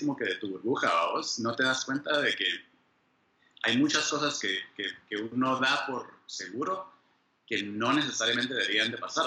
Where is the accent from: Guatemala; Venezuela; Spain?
Guatemala; moved away as an adult; also born or lived in Austria; now in United States; soy de Guate, yo eh, pues, ahí, nací, ahí crecí